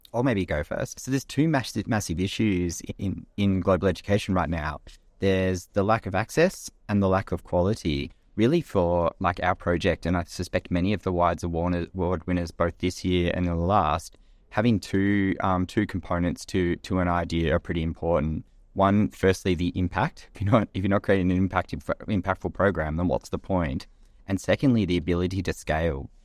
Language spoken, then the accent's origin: English; Australia; moved away as an adult; also born or lived in Kenya / London; I grew up in Australia